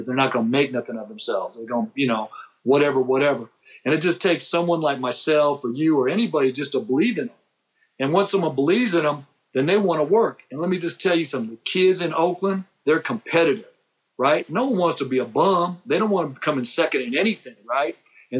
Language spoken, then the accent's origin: English; Japan; also born or lived in San Diego; I come from Japan. I was born in San Diego, and my first memory as a young kid is in Japan, right?